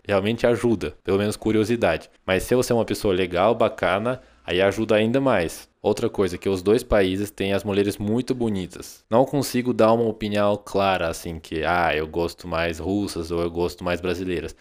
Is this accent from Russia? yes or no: yes; Russia; Portuguese is a second language; moved away as an adult; now in Brazil; eu sou muito patriota do meu país